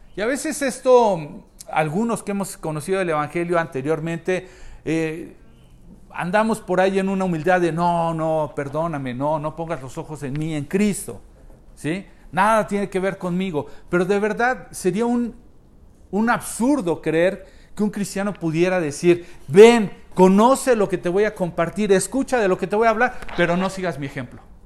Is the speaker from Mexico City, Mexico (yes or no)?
no; Querétaro, Mexico; nacimos aquí, vivimos aquí, disfrutamos de lo que hay aquí